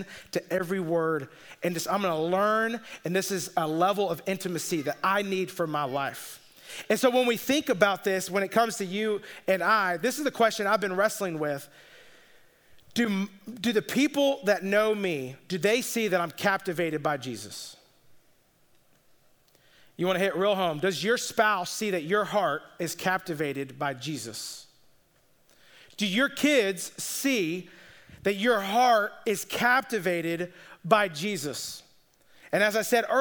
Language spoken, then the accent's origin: English; Atlanta, Georgia, United States; moved away; I'm from the Atlanta area